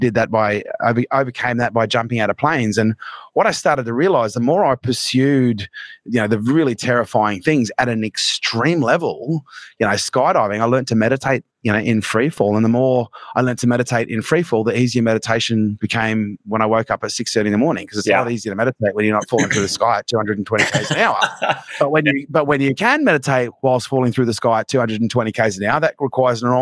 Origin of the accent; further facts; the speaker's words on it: Townsville, Queensland, Australia; where we grew up in Townsville was a pretty rough place